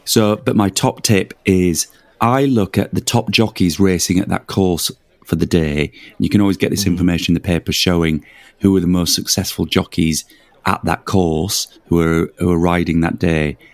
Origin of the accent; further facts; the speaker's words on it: Leeds, Yorkshire and the Humber, United Kingdom; moved away; I'm from Leeds originally